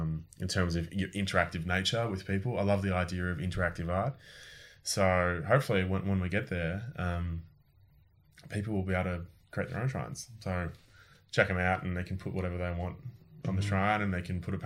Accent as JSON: {"language": "English", "country": "Australia", "tie": "born or raised there", "moved": "as an adult", "lives_now": "France", "said": "we moved to France from Australia"}